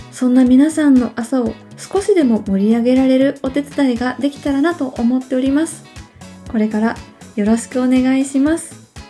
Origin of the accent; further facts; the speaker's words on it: Hyogo, Japan; also born or lived in Osaka Prefecture; now in Osaka, Japan; 出身の方は大阪府ですねで今も大阪にいるんですが実は兵庫県で育った期間の方が長い私の人格形成が兵庫県でされております